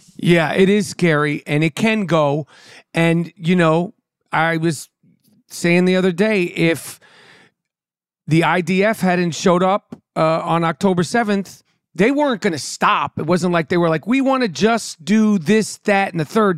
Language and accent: English; New York City, New York, United States; I grew up in New York City, right in Manhattan